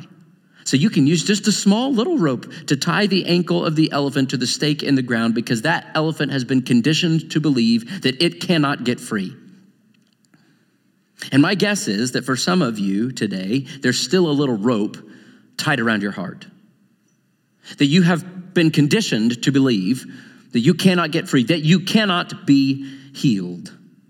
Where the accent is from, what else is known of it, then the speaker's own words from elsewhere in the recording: Joplin, Missouri, United States; moved away; my hometown